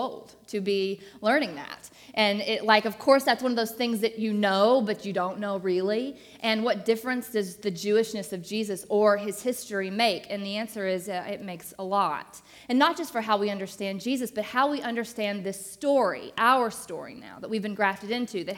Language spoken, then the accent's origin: English; Arkansas, United States; now in Atlanta, United States; I am not from Atlanta originally. I grew up in Arkansas